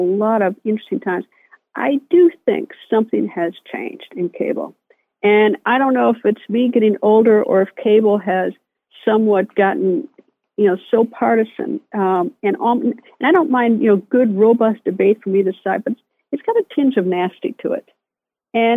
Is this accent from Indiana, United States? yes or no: no; Appleton, Wisconsin, United States; moved away as an adult; also born or lived in Madison, Wisconsin; now in Washington, D.C., United States; I grew up among the most decent people in Appleton and Madison